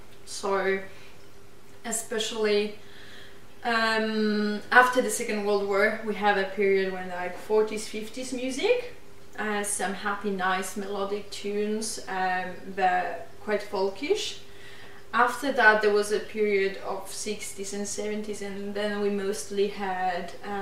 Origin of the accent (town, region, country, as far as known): Poland; born or raised there; moved away